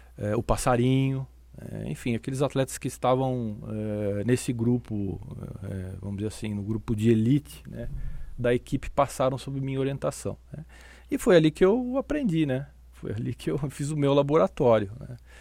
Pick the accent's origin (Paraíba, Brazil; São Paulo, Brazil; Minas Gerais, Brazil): São Paulo, Brazil; eu sou natural de São Paulo